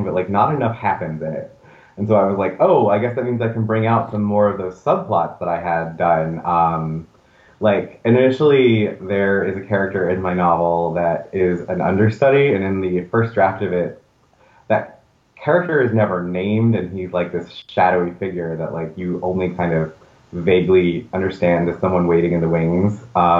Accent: the South, United States; moved away as an adult; now in New York City, United States; I grew up, you know, in the South, and I just wanted to get to New York City

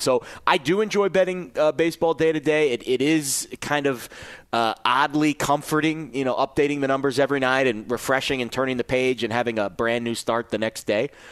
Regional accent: New York City, New York, United States; now in Las Vegas, United States; I'm from New York City originally

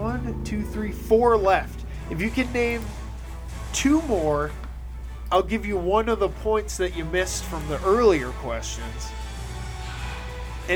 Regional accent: New York, United States; we're from the Union States up in New York

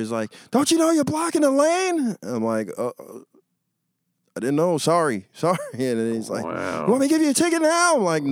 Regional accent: New York City, New York, United States; I'm from here.

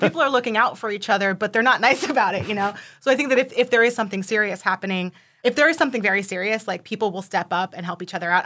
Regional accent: New York City, New York, United States; moved away as an adult; also born or lived in New Jersey; now in Philadelphia, United States; I'm actually from Brooklyn, born and raised, uh, lived there right before moving to Philly last year

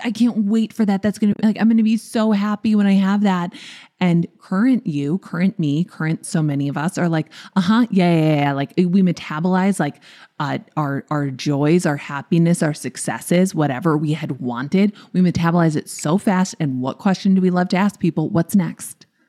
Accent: Minnesota, United States; I'm from Minnesota.

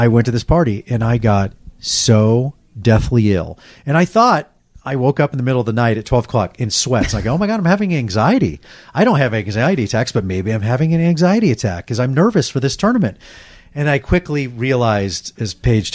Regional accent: Dallas, Texas, United States; moved away; I grew up in Dallas and my family didn't have a lot of money

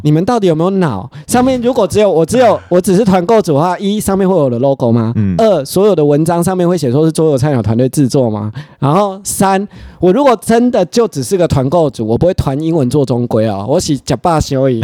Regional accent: Taiwan; 像我一个台湾人

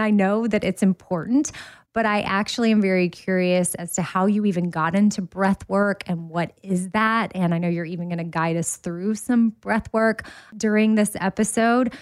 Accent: Texas, United States; as a Texan

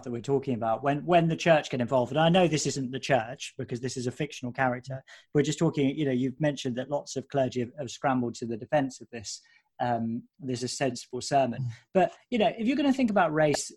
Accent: near Colchester, East of England, United Kingdom; moved away; I grew up near Colchester, and I used to go and watch Colchester United

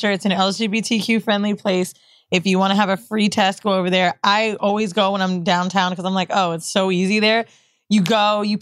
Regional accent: New York City, New York, United States; Bow, I live in Queens. I was Shout out Castle Hill, Parkchester. Yeah, Let's go Sixth oh, i grew up in Parkchester.

